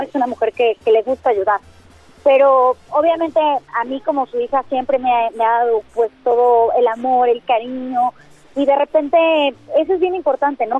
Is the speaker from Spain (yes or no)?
no; Mexico; como mexicanos sí es momento de, unirnos